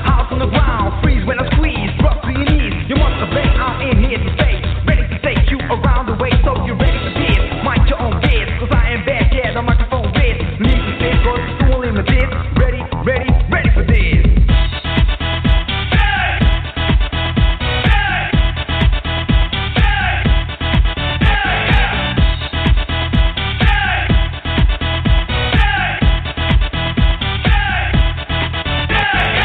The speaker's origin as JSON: {"language": "English", "town": "Los Angeles", "region": "California", "country": "United States", "tie": "born or raised there", "said": "I grew up in Los Angeles, in heavy Hispanic community with gang stuff as well"}